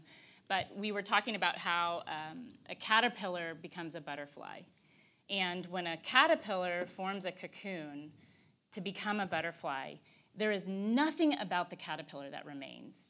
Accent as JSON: {"language": "English", "region": "Texas", "country": "United States", "said": "I'm Texan."}